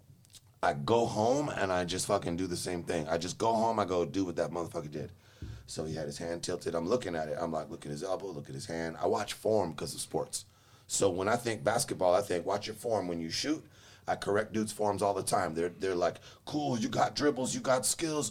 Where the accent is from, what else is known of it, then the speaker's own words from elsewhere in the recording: Los Angeles, California, United States; moved away as an adult; now in Charlotte, United States; I'm from LA, man. From Los Angeles